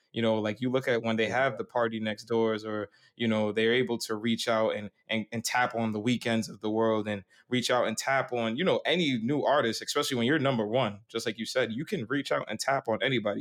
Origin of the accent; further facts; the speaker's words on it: New York, United States; I'm from New York